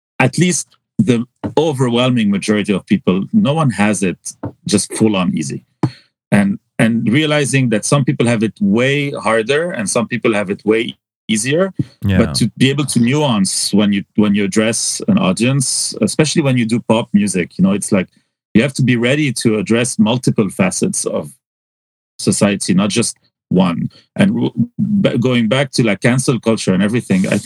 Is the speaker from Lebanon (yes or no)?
yes; Hazmiyeh, Mount Lebanon, Lebanon; moved away as an adult; I was so isolated from Beirut in some ways because I lived in Hazmiye